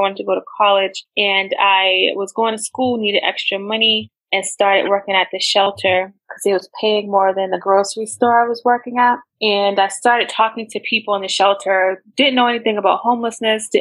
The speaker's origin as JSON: {"language": "English", "country": "United States", "tie": "born or raised there", "said": "I grew up in America"}